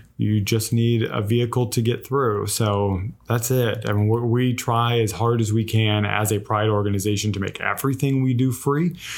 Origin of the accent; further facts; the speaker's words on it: Los Angeles, California, United States; moved away as an adult; now in Savannah, United States; I'm actually from Los Angeles originally, and moved out here